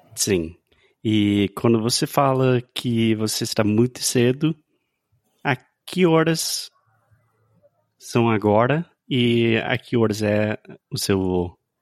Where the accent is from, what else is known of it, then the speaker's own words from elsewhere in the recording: United States; Portuguese is a second language; I'm an American learning Brazilian Portuguese